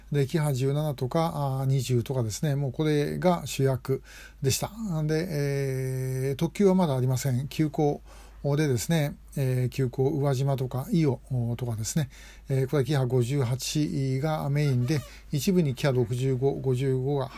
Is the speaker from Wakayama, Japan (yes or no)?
no; Ehime, Japan; えー、愛媛はまあ、私のふるさとですというということで非常にま都合よくできてるんであちこち出歩く人間としてはあの決して損ではないですね。まあ、あの愛媛県の南陽地方本当にのんびりした